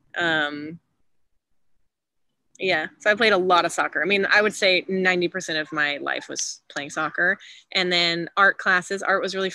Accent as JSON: {"language": "English", "town": "Austin", "region": "Texas", "country": "United States", "tie": "born or raised there", "also_born_or_lived": "Houston, Texas", "said": "I grew up in Texas, born in Houston. And then when my parents got divorced, moved to Austin, you know, before I was 10"}